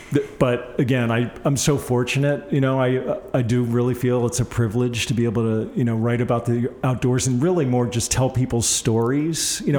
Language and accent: English; East Coast, United States; I camped almost every weekend of my young life growing up on the East Coast. We had a little 14-foot camper, you know, my mom and dad purchased